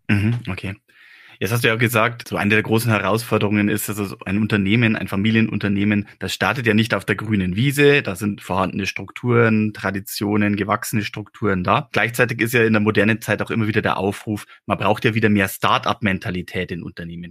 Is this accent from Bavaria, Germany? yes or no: yes; Regensburg district, Bavaria, Germany; Ich bin ja aufgewachsen im Großraum Landkreis Regensburg